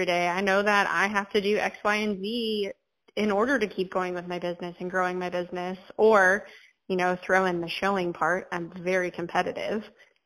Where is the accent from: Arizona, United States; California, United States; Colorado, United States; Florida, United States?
California, United States; moved away; I'm from California